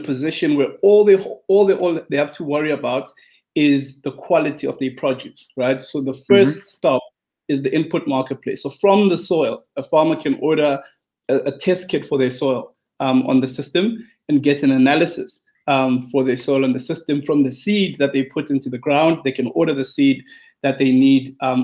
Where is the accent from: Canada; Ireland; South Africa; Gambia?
South Africa; I'm from South Africa, based in South Africa. Grew up in a township in South Africa